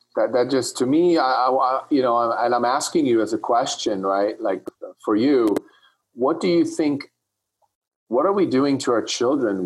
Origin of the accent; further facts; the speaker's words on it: Switzerland; when I grew up in Switzerland